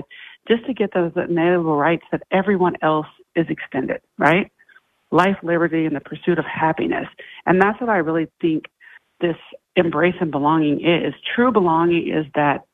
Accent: Iowa, United States; moved away; I come from Iowa

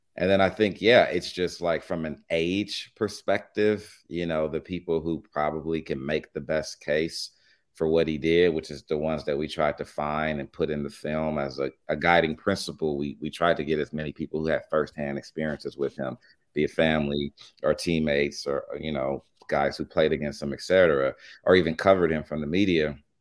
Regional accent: Los Angeles, California, United States; I'm from Los Angeles, born and raised

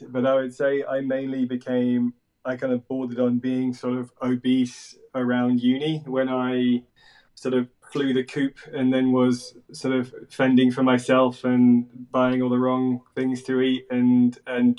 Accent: Jersey; I grew up in Jersey in the Channel Islands

